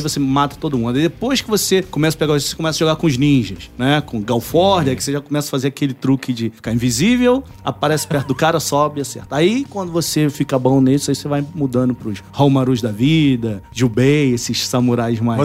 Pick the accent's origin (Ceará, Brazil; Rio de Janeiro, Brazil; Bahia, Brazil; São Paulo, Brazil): Rio de Janeiro, Brazil; Nova Iguaçu; moved away; eu venho do Rio, né? Nova Iguaçu, então é umas quebradas diferentes